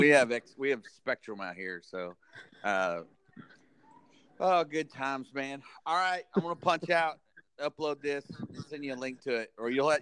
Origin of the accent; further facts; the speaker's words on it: Altus, Oklahoma, United States; Mine's my hometown and the mascot. I'm the Altus Owl.